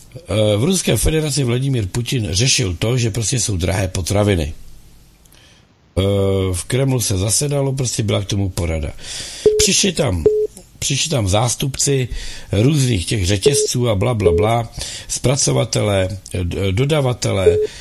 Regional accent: Czechia; my, jako Češi

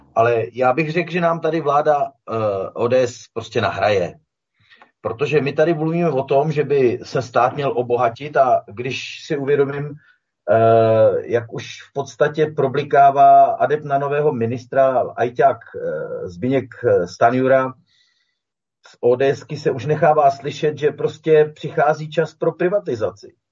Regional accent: Czechia; my jsme Češi

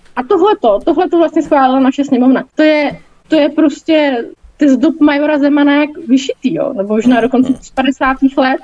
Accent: Czechia; jako Češi a jako české firmy

